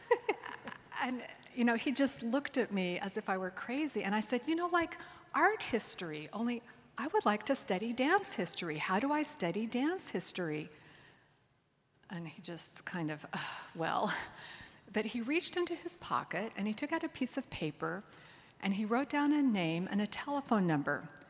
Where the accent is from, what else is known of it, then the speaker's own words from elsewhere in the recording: Connecticut suburbs of New York, United States; I'm from the Connecticut suburbs of New York, and I had gone back home to Connecticut